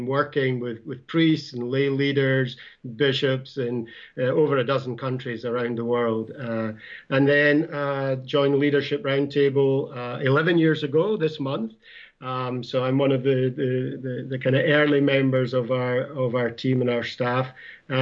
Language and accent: English; Scotland, United Kingdom; now in United States; I'm from New Jersey. I actually originally I'm from Scotland